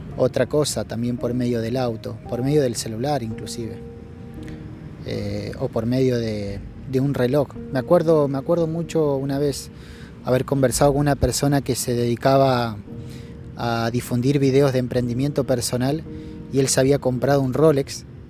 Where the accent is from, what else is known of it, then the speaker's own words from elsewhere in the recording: Rafaela, Santa Fe, Argentina; la ciudad de donde vengo, de Rafaela